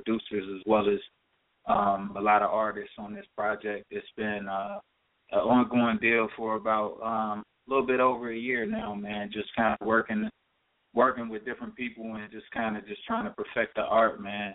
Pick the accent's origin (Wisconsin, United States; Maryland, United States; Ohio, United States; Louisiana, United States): Ohio, United States; Cincinnati; now in Los Angeles, United States; I'm from Cincinnati, as I said before. I grew up downtown Cincinnati